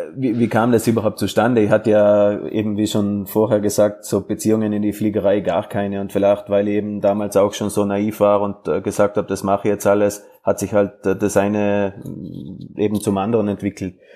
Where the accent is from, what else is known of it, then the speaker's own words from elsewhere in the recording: South Tyrol, Trentino-Alto Adige, Italy; moved away as an adult; also born or lived in Graz; now in Salzburg, Austria; ich bin ja Südtiroler, als ein Papier Italiener